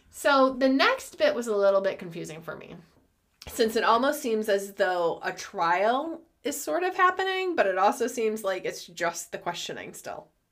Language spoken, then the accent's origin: English; United States; I'm American